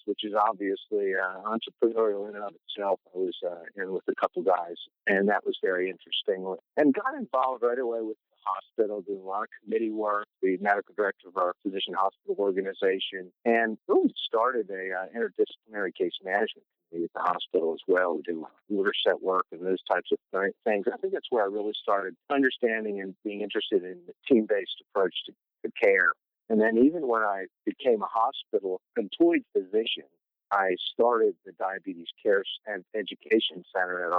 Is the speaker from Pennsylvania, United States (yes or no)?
yes; Pennsylvania, United States; moved away as an adult; also born or lived in Maryland; now in Southern Virginia, United States; I grew up in Pennsylvania